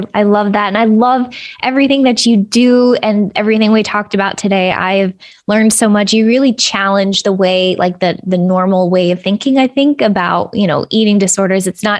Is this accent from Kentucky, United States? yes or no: yes; Kentucky, United States; And I came from Kentucky, where it was especially hard to find treatment and place.